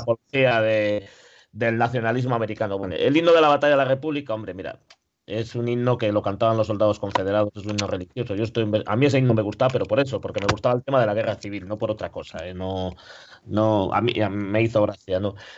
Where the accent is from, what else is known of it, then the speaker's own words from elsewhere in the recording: Spain; also born or lived in Ponferrada; somos españoles